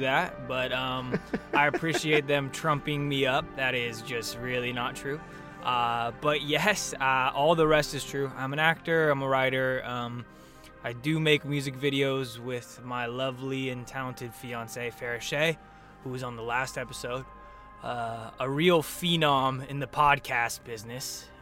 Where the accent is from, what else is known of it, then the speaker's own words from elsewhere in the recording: Raleigh Hills, Oregon, United States; moved away as an adult; now in Los Angeles, United States; I grew up in an area called Raleigh Hills, which is right in between Portland and, uh, a suburb outside of Portland called Beaverton